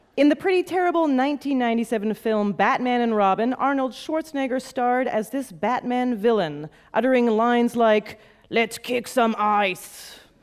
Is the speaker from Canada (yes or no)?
yes; Canada; as a Canadian